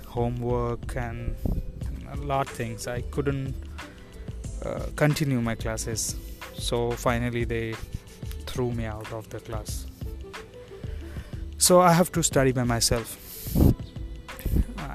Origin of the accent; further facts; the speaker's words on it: India; moved away as an adult; now in Taiwan; I'm from India. I'm living in Taiwan since last 2 years.